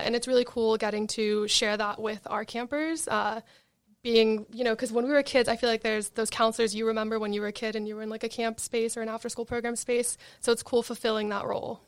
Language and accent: English; Marina del Rey, California, United States; I'm from Marina Del Rey, which is West L